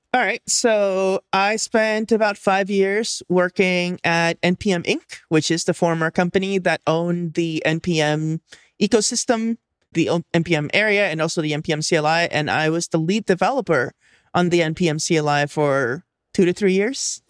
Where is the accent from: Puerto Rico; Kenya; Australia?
Puerto Rico; moved away as an adult; now in East San Francisco Bay, United States; I'm originally from there. I only moved here for, like, college and stuff, so I basically grew up there